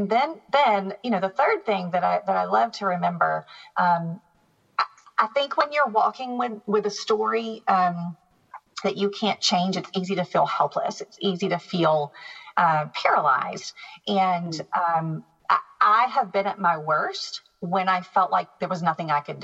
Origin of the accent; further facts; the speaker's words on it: the South, United States; I grew up in the South. I grew up as a Southern Baptist. You don't skip Easter Sunday church